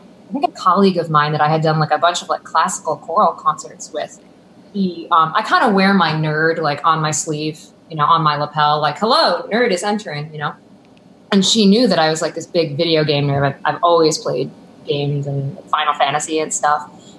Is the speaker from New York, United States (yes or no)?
yes; Buffalo, New York, United States; now in Boston, United States; From Buffalo.